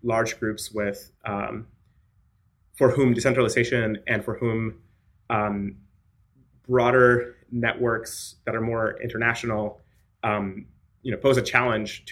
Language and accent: English; Mexico; moved away; also born or lived in Latin America / United States; I was born in Mexico, and so I grew up in Latin America